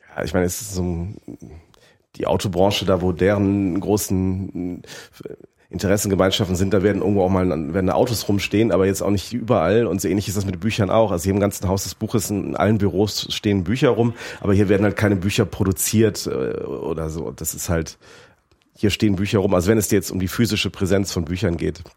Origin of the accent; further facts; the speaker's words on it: Rhineland, Germany; moved away as an adult; now in Frankfurt, Germany; Ich, ich komme aus, aus dem Rheinland